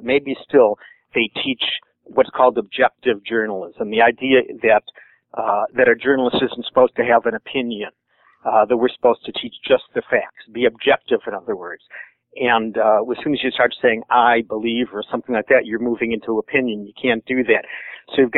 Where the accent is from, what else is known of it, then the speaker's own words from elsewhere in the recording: Michigan, United States; I'm from Michigan